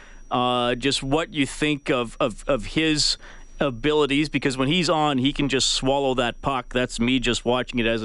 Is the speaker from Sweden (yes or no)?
no; Canada; being a Canadian all my life